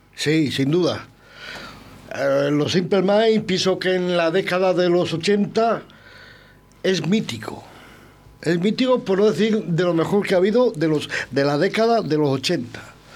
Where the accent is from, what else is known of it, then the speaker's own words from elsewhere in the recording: Arroyo de la Encomienda, Castile and León, Spain; hijo de mi pueblo